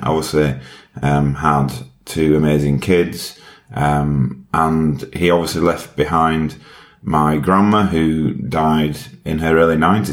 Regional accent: Yorkshire and the Humber, United Kingdom; accent: Yorkshire; My accent is from Yorkshire um, in the UK. Very proud to be from Yorkshire

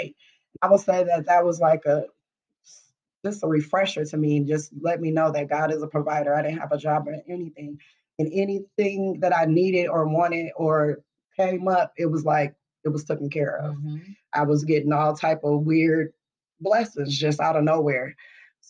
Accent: Minneapolis, Minnesota, United States; I'm from Minneapolis. I'm an 80s baby, so you know, I was here during the whole crack epidemic

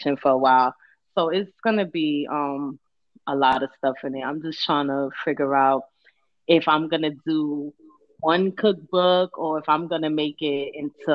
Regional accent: New York City, New York, United States; moved away as an adult; also born or lived in Brooklyn / Bronx; I was born in Brooklyn and I was raised in Harlem. I'm a Harlem chick.

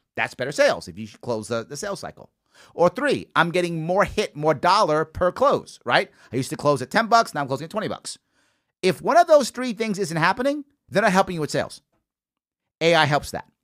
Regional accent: New York City, New York, United States; I'm a Yankee fan, born and raised in the Bronx

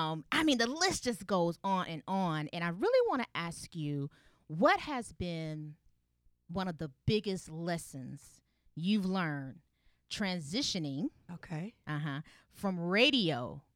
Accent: Atlanta, Georgia, United States; And I'm from Atlanta. East Side.

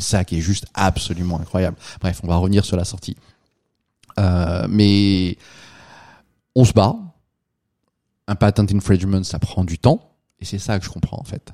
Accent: France; moved away as an adult; now in United States; je suis un Français, je suis là depuis quelques années

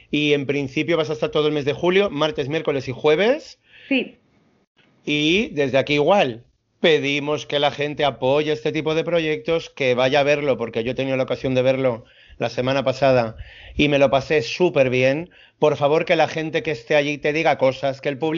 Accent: Madrid, Community of Madrid, Spain; muchas veces la, jerga madrileña, pierdo muchas veces la forma de hablar de la gente.

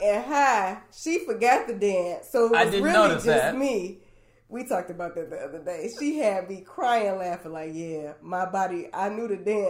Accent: Michigan, United States; Apparently, my Spanish accent is like really good, so people just swore that I was not from Michigan.

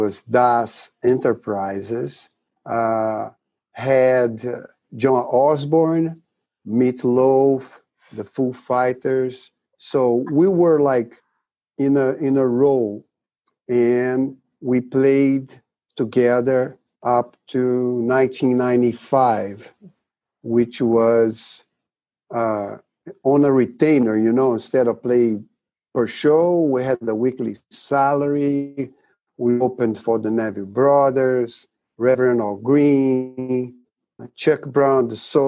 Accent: Rio de Janeiro, Brazil; moved away; When I was a kid in Brazil, Rio de Janeiro, where my hometown is

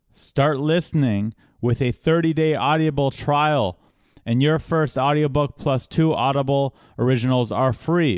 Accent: California, United States; being born and raised in California

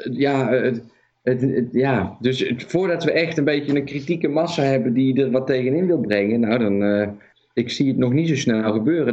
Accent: Netherlands; Dit is de eerste keer dat we als Nederlanders eh, onder vuur liggen, in ieder geval in mijn leven

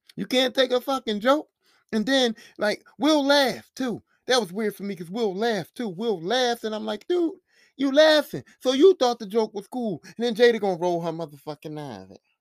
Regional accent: Philadelphia, Pennsylvania, United States; I'm from Philly

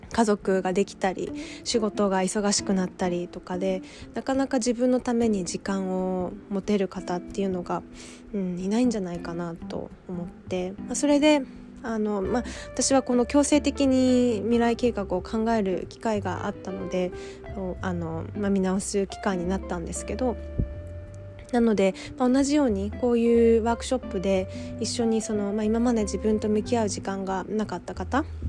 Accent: Japan; moved away as an adult; 私は日本で生まれ育っているんですけども

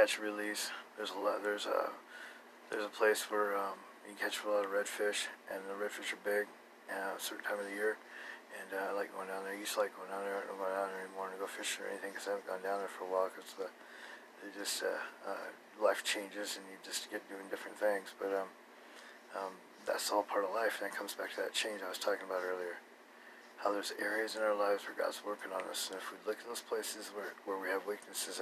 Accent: Boise, Idaho, United States; I'm from Boise, Idaho. And there's a great river here

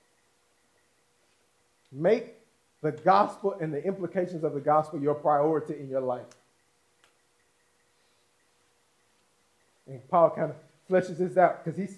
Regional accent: United States; us as American citizens

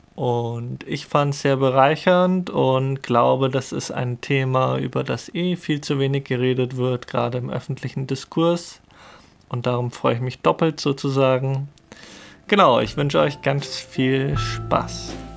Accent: Munich, Bavaria, Germany; in Bayern oder in München, wo ich aufgewachsen bin

